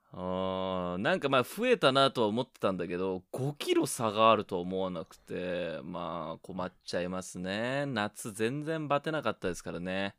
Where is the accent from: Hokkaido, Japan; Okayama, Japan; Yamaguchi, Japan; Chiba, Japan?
Chiba, Japan; 僕の地元の千葉